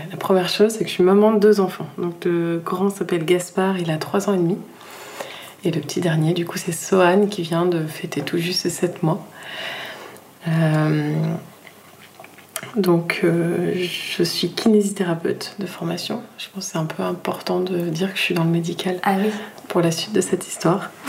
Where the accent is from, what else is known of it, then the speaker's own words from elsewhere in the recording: Nîmes, Occitania, France; also born or lived in Brittany; now in Annecy-le-Vieux, France; Je suis née en Bretagne, j'ai pas mal bougé, du coup, euh, euh, dans le sud de la France, à Tahiti, euh, à Paris. Et on atterrit à Nîmes. j'ai grandi à Nîmes, en fait.